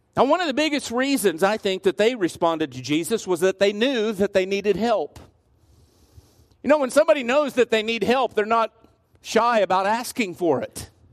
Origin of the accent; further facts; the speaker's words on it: Garden City, United States; much like the one that I grew up in in Garden City